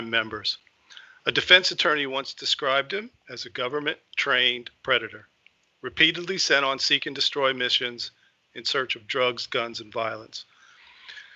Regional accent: Tucson, Arizona, United States; We grew up in Tucson, Arizona, and we were actually on the same youth football team when we were, I guess, 14

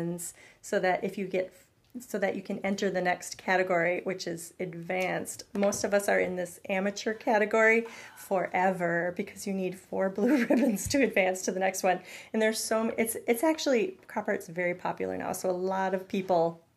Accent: St. Paul, Minnesota, United States; I grew up in St. Paul, so I've been going to the Minnesota State Fair basically my whole life

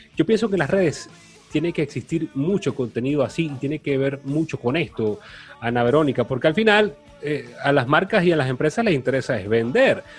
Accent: Venezuela; somos venezolanos

